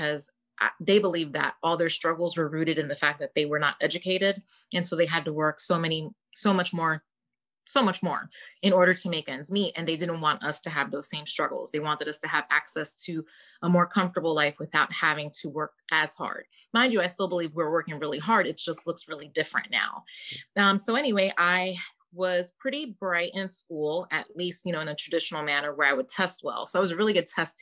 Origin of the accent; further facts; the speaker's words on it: New York City, New York, United States; moved away as an adult; I was born and raised in Brooklyn, New York. I lived there basically until I was 27